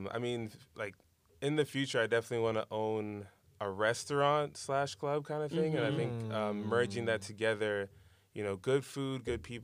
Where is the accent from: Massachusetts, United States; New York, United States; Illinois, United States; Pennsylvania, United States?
New York, United States; Brooklyn; I'm from Brooklyn.